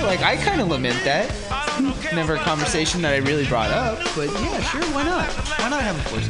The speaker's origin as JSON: {"language": "English", "region": "the Bible Belt", "country": "United States", "tie": "born or raised there", "said": "I grew up in Bible Belt"}